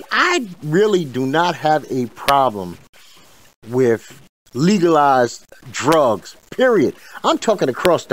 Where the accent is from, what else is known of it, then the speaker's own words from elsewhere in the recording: New York City, New York, United States; I'm from Bed-Stuy